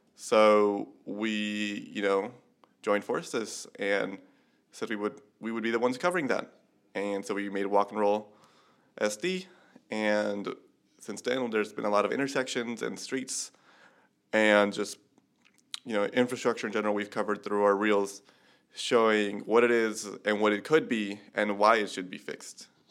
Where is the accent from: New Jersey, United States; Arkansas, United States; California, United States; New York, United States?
California, United States; Chula Vista; I'm from San Diego, and I grew up in the Chula Vista part